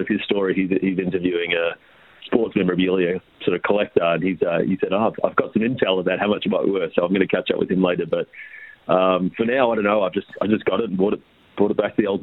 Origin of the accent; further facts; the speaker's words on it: Melbourne, Victoria, Australia; moved away; I grew up in Fitzroy in Melbourne